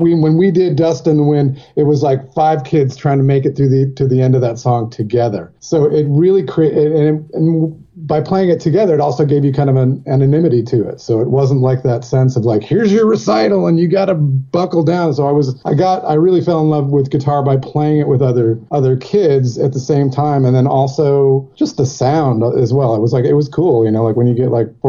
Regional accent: Jackson, Michigan, United States; moved away; also born or lived in Dayton, Ohio / California; my family moved to Jackson, Michigan, kind of shortly after that. So that's where I lived, in Jackson, Michigan

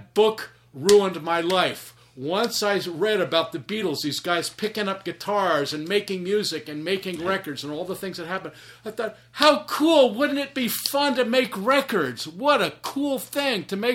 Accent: Princeton, New Jersey, United States; Growing up in Princeton

